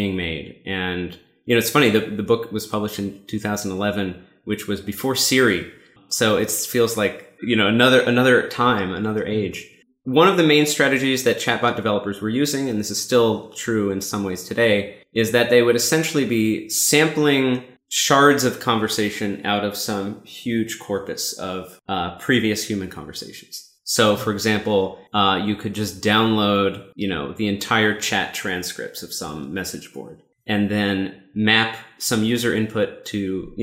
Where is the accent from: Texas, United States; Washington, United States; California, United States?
Washington, United States; Seattle; I'm from Seattle